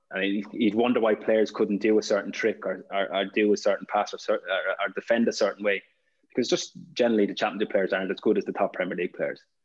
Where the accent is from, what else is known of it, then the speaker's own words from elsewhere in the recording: Ireland; being Irish